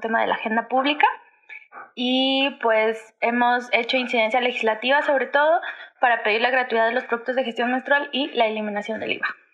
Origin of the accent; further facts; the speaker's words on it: Mexico; soy mexicana